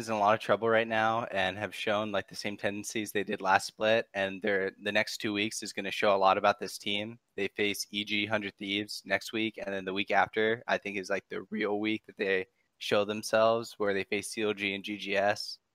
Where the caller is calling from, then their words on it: Downey, California, United States; Downey, California.